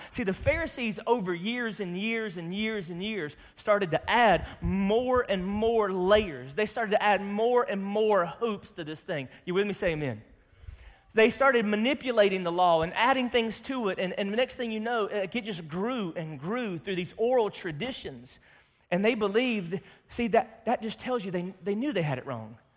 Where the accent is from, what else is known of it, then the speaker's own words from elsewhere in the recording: the South, United States; I grew up in Sunday, Sunday school in the South